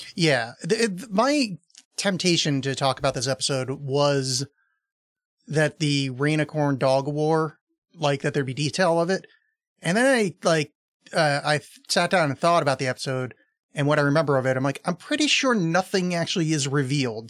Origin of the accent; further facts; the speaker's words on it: East Coast, United States; I was raised on the East Coast